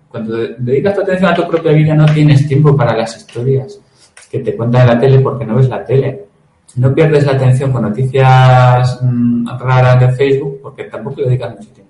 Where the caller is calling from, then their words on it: Cartagena, Region of Murcia, Spain; buenas, ¿cómo estáis?